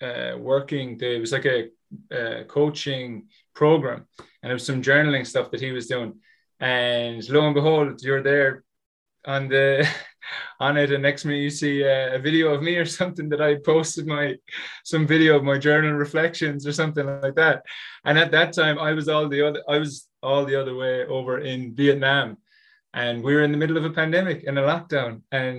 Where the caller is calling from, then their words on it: Limerick, Munster, Ireland; Yes. So right now, everybody, I'm coming from Limerick in Ireland, and I'm checking in saying hello.